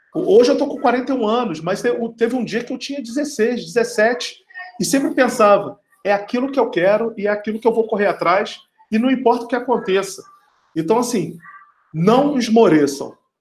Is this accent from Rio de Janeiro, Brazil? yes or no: yes; Rio de Janeiro, Brazil; moved away as an adult; also born or lived in Amazon; eu sou carioca, sou aí do Rio de Janeiro, cresci no subúrbio do Rio de Janeiro